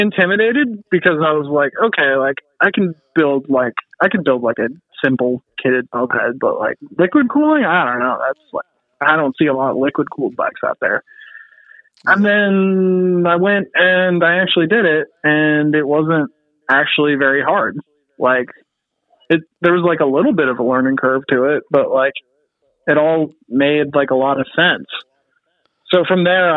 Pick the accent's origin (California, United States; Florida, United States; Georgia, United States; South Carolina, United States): California, United States; I'm from California and I was born here.